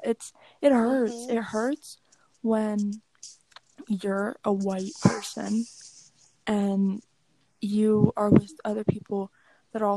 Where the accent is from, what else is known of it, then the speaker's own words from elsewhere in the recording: East Coast, United States; moved away; both of us were mainly raised on East